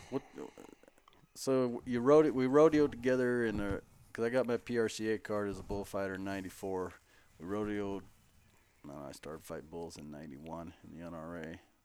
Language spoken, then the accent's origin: English; Billings, Montana, United States; I grew up in Billings